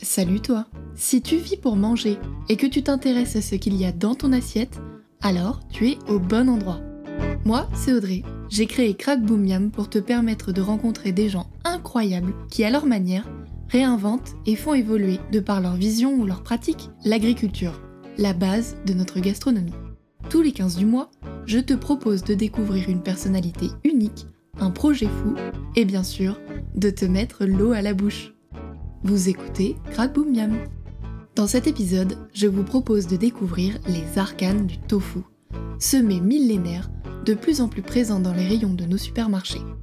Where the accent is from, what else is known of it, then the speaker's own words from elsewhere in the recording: China; moved away as an adult; now in France; Je suis de Chine